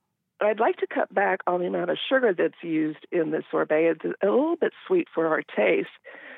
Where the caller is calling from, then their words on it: Endicott, Washington, United States; I'm calling from Eastern Washington, Endicott.